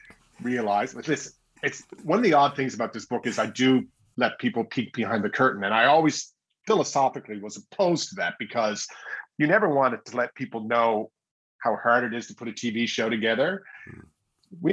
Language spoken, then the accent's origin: English; St. John's, Newfoundland and Labrador, Canada; Well, I'm of course going to say St. John's, Newfoundland.